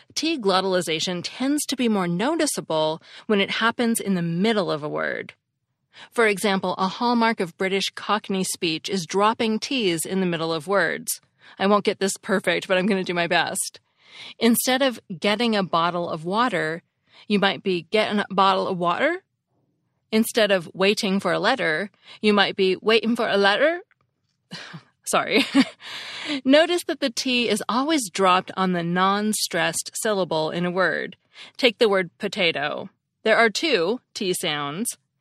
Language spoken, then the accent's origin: English; United States; accent: American; With my American accent